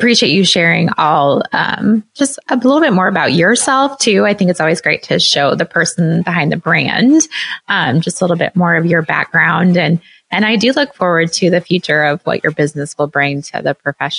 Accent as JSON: {"language": "English", "region": "Iowa", "country": "United States", "said": "I'm from Iowa. I'm in the middle of America too."}